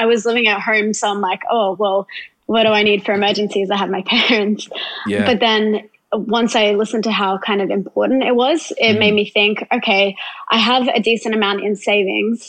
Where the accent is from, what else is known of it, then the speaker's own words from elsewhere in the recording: Gold Coast, Queensland, Australia; I'm from the Gold Coast.